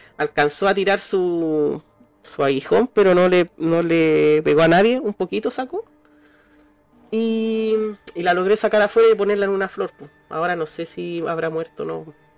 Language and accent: Spanish; Valparaíso, Chile; cuando chico, caminar por Valpo, por las calles y pisarla